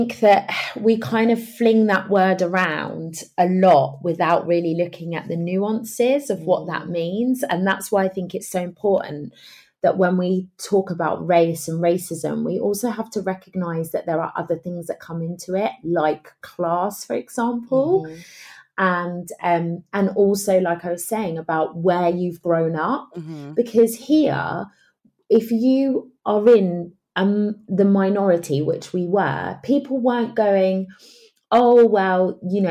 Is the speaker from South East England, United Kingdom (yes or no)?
yes; Margate, South East England, United Kingdom; I'm from here, Margate